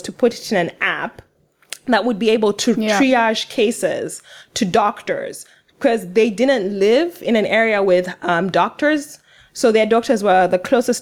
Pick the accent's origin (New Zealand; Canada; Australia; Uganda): Uganda; I'm from Uganda